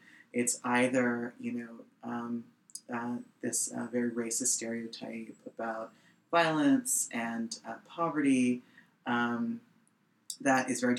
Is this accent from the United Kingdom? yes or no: no; New York City, New York, United States; we came from neighborhoods like the South Bronx and Bed-Stuy. I'm from East Flatbush, Brooklyn.